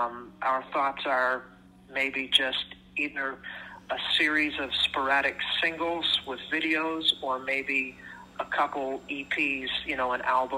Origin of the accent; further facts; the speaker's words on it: Orlando, Florida, United States; now in Canada; I'm from Florida originally.